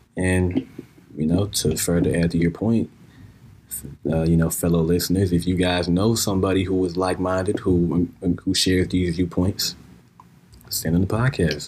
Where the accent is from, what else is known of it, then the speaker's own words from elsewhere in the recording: United States; we as Americans, we as American citizens